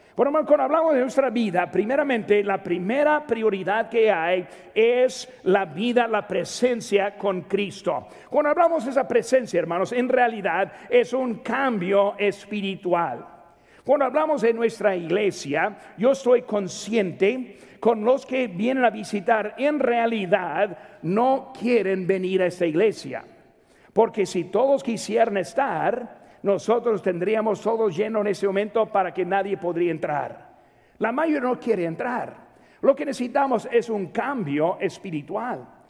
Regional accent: Mexico; soy mexicano

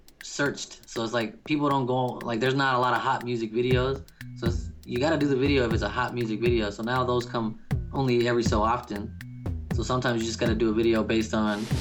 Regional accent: New Orleans, Louisiana, United States; I was born in New Orleans

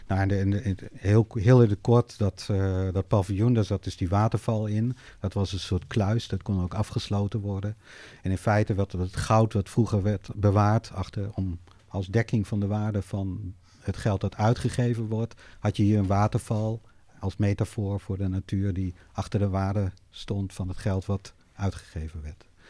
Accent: Netherlands; ik ben opgegroeid in Nederland

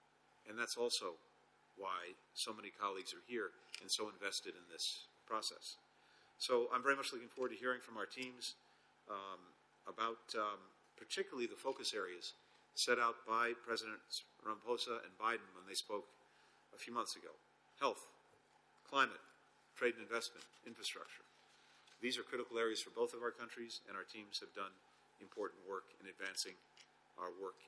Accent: United States; as an American

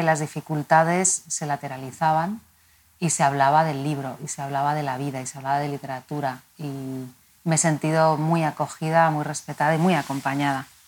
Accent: Madrid, Community of Madrid, Spain; He vivido aquí toda mi vida, nací aquí y mi vínculo con Madrid es complejo

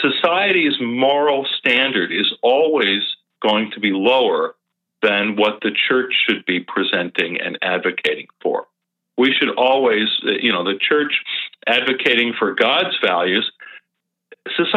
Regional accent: Thousand Oaks, California, United States; my hometown about a mile from where I used to live for many, many years at the borderline here in Thousand Oaks, California

